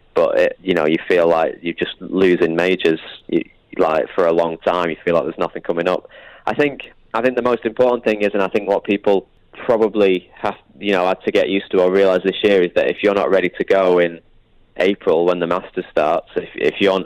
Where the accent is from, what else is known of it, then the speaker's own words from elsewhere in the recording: United Kingdom; I'm British